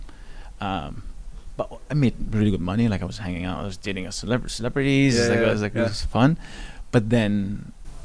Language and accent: English; Egypt; moved away as an adult; also born or lived in Fremont, California; now in United States; I'm going from Egypt